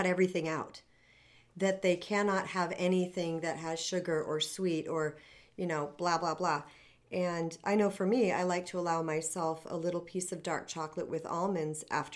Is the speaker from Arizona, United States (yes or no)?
yes; Arizona, United States; I'm from Arizona